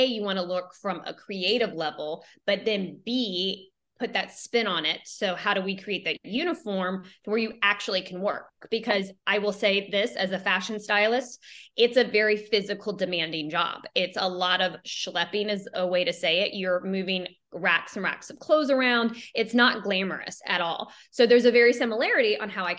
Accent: Jacksonville, Florida, United States; I come from Jacksonville, Florida

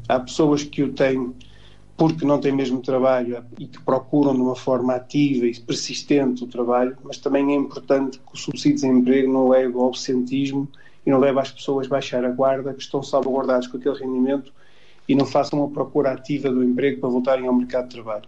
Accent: Portugal; todos nós que somos portugueses

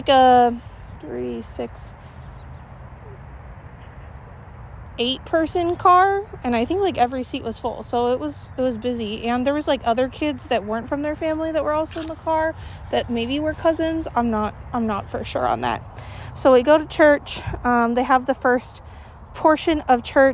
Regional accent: Gilbert, Arizona, United States; I grew up in Gilbert, Arizona, which has an extremely high Mormon population

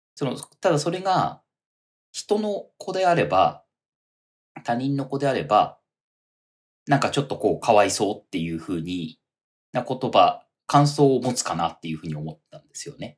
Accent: Toyama, Japan; moved away as an adult; now in Tokyo, Japan; 僕、富山出身ですけど

